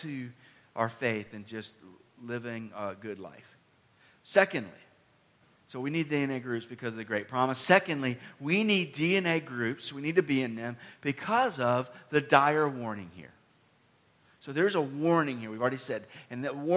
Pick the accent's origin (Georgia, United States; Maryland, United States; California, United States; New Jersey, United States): Georgia, United States; Decatur; I grew up in the Atlanta, Georgia area, near Decatur